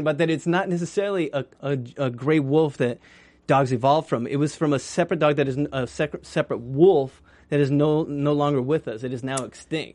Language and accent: English; New Mexico, United States; I was raised in New Mexico